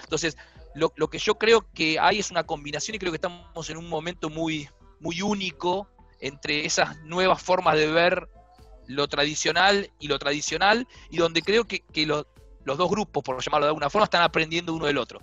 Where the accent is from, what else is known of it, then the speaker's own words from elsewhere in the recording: Argentina; moved away as an adult; also born or lived in Minneapolis / Brazil; soy argentino